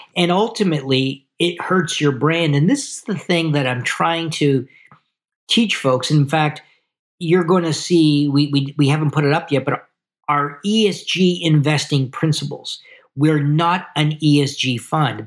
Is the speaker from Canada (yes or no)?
yes; Canada